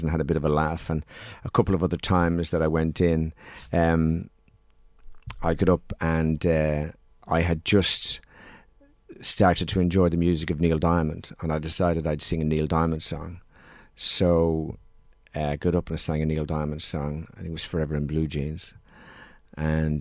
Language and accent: English; Dublin, Leinster, Ireland; we moved from Drimnagh to Palmerstown